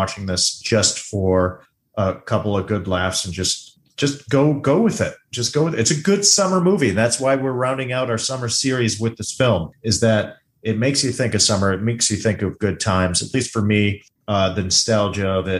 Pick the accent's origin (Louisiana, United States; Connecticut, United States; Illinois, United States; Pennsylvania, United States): Illinois, United States; Chicago; I grew up around the Chicago area